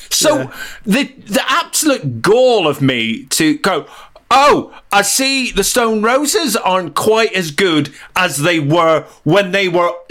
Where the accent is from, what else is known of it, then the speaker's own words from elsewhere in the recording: Northern Ireland, United Kingdom; accent: diluted Northern Irish; now in England; I'm Northern Irish, but as, you, as uh, any listener can tell, my accent's very diluted over the years living uh, uh in England. But um, but it really comes back when I'm angry.